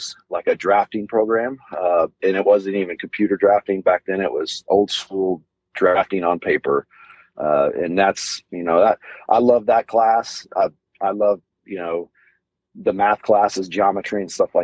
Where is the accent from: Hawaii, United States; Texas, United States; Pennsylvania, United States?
Texas, United States; Southlake; I was born in Southlake, Texas, which is a kind of little suburb of the Dallas-Fort Worth area here